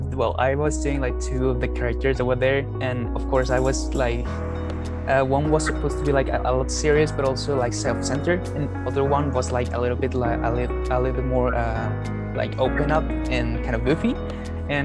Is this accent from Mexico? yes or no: yes; Mexico; as I said, I was raised in Mexico and I was raised on Spanish on Spanish dubs